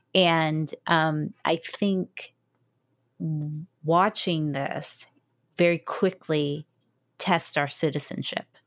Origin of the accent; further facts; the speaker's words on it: United States; an American evangelical